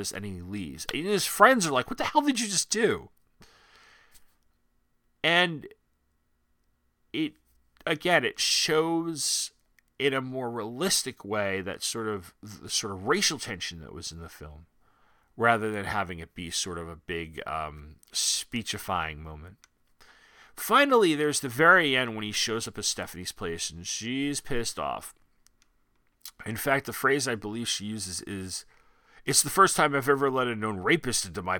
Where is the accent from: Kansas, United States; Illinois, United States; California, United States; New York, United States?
New York, United States; Long Island; I come from Long Island, and I grew up around a lot of people like this